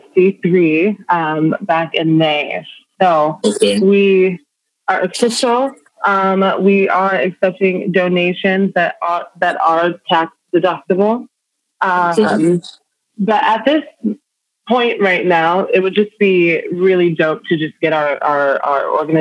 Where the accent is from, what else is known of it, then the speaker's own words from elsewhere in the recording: Nigeria; born there; also born or lived in London, United Kingdom / New York, United States; I was born in Nigeria.